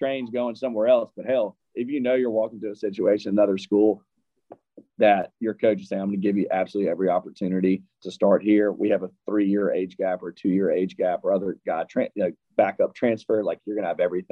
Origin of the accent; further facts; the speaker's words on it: Deep South, United States; for me personally, growing up in the Deep South